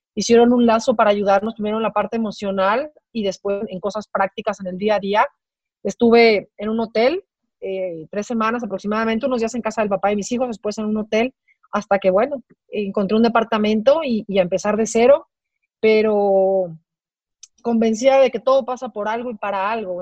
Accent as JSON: {"language": "Spanish", "region": "Mexico City", "country": "Mexico", "tie": "born or raised there", "moved": "as an adult", "lives_now": "Guadalajara, Mexico", "said": "las personas que somos de la Ciudad de México y que hemos vivido ahí, bueno, por lo menos la mayor parte de nuestras vidas"}